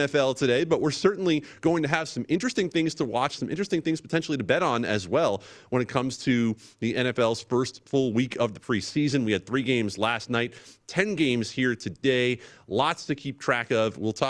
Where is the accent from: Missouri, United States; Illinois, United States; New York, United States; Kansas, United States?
New York, United States; now in Las Vegas, United States; I'm a New Yorker too